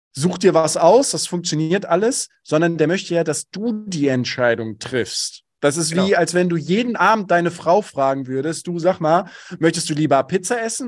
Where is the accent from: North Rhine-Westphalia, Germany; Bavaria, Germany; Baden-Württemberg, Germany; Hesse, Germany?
North Rhine-Westphalia, Germany; Bochum; Ich komme aus dem Ruhrgebiet, bin Bochumer durch und durch